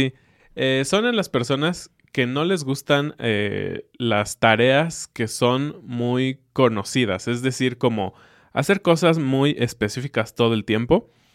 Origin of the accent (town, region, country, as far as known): Mexico